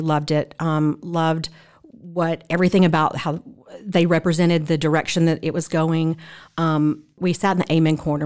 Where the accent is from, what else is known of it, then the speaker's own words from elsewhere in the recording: Mississippi, United States; moved away as an adult; now in Franklin, United States; I am originally from Mississippi